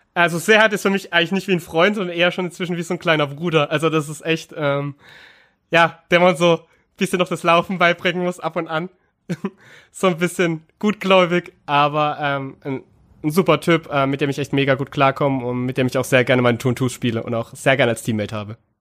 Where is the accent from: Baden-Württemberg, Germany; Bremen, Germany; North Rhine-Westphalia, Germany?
Baden-Württemberg, Germany; Karlsruhe; moved away; obwohl ich wirklich ja gebürtiger Karlsruher bin und auch schon seit Kind auch Fan